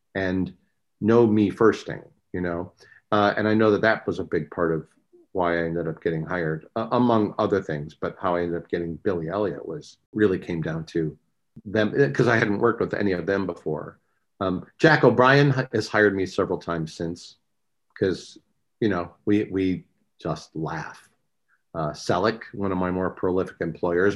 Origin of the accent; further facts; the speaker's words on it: Westland, Michigan, United States; moved away as an adult; now in California, United States; I grew up in Westland, Michigan